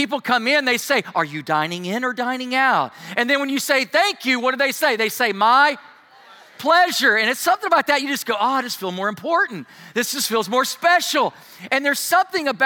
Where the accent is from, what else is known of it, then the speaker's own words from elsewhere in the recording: United States; being an American